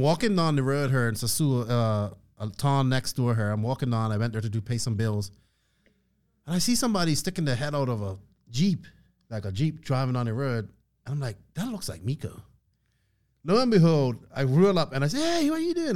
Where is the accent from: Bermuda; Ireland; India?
Bermuda; accent: Bermuda; moved away; my hometown